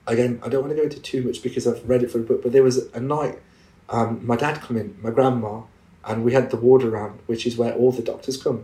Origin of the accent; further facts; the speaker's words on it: England, United Kingdom; me being a British Muslim Asian, I was born and bred in this country